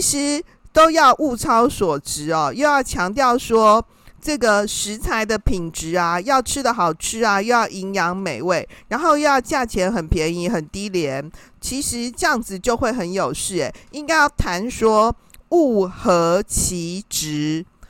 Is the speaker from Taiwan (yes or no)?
yes; Taiwan; 我们台湾人好像特别喜欢吃锅啊